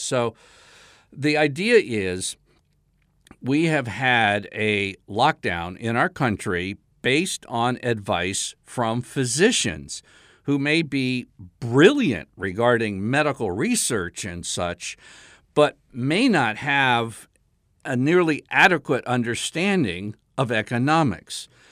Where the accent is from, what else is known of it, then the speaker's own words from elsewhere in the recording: South Carolina, United States; my home state, South Carolina